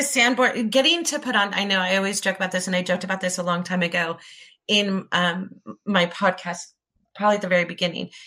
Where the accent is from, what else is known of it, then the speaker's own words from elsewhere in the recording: Orange, California, United States; I grew up there